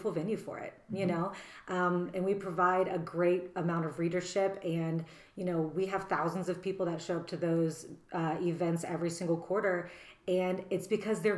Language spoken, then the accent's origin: English; Texas, United States; moved away; we Richard and I bond over this because we're both from Texas